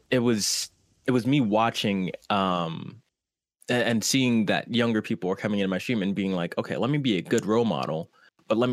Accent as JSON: {"language": "English", "region": "New Jersey", "country": "United States", "moved": "yes", "lives_now": "California, United States", "said": "Originally, I'm from New Jersey, but I currently reside in California."}